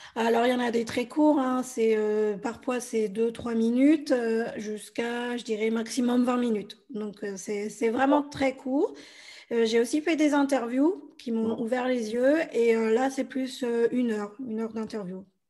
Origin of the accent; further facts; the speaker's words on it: France; also born or lived in Bolivia; je suis française et je suis adoptée de Bolivie